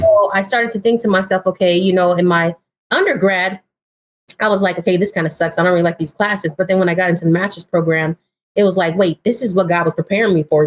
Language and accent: English; Pomona, California, United States; now in Sacramento, United States; I am originally from uh, Southern California, so I grew up in Pomona.